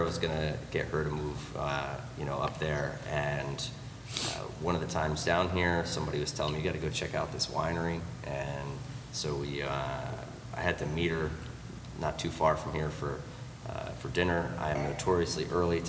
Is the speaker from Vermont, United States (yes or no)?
no; Maine, United States; also born or lived in Connecticut; now in Orlando, United States; I was born in Maine, and I lived in Connecticut for a long time because there's no money in Maine.